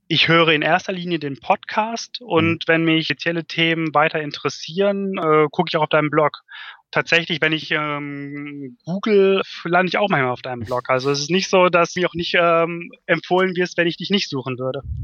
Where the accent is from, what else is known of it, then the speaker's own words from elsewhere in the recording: North Rhine-Westphalia, Germany; in Ostwestfalen, ja. wo ich aufgewachsen bin